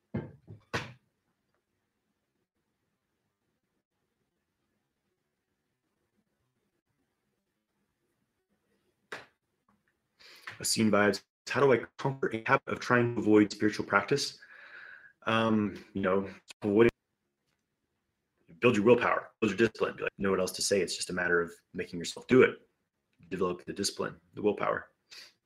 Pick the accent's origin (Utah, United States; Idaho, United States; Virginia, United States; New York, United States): Idaho, United States; moved away as an adult; I was born and raised in Idaho, but, I left Idaho for the time being.